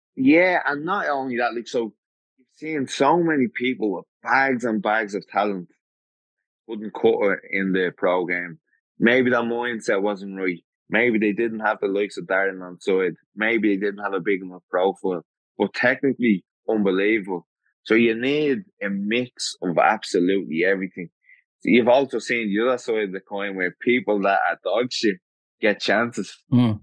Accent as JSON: {"language": "English", "town": "Dublin", "region": "Leinster", "country": "Ireland", "said": "I come from Dublin"}